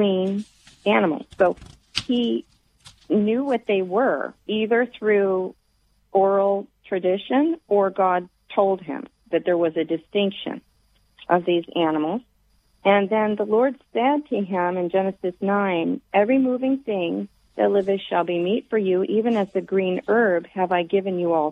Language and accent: English; the South, United States; I grew up in the South